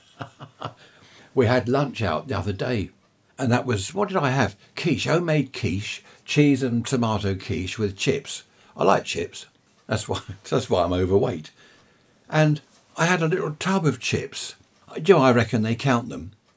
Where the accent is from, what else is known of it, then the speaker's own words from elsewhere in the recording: Worthing, South East England, United Kingdom; also born or lived in Surrey / Sompting; Worthing, I've lived here since I was five years old. Before that, I was born in Surrey.